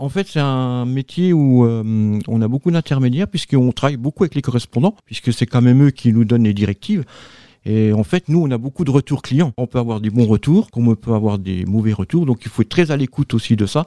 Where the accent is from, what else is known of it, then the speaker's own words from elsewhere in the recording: Nancy, Grand Est, France; now in Var, France; moi, je viens de la Meurthe-et-Moselle, donc de Nancy. Maintenant, je vis dans le Var.